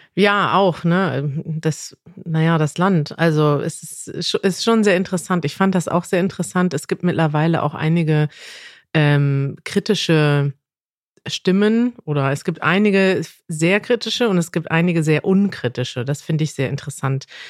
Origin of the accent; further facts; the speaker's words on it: Germany; als Deutsche